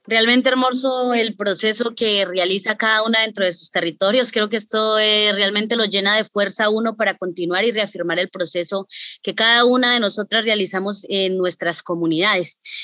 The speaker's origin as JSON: {"language": "Spanish", "region": "northern Cauca", "country": "Colombia", "said": "mujer NASA del norte del departamento del Cauca"}